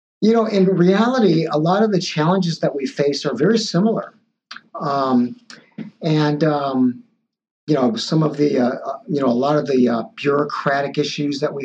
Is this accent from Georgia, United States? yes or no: no; Los Angeles, California, United States; also born or lived in Taiwan; I came here very early in life when I was two and grew up here in L.A. In fact, right across, that's East L.A.